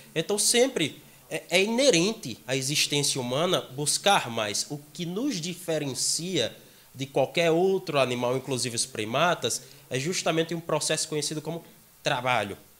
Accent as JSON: {"language": "Portuguese", "town": "Pilõezinhos", "region": "Paraíba", "country": "Brazil", "moved": "yes", "lives_now": "João Pessoa, Brazil", "said": "Nos interiores, eu sou do interior. Eu sou de Pilõezinhos, bem próximo a Guarabira"}